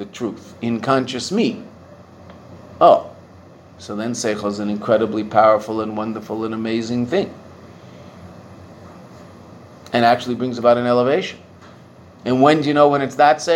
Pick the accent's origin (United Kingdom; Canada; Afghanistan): Canada; Pacific Coast, British Columbia; I'm a, upper middle class Jewish boy who grew up in the city in Canada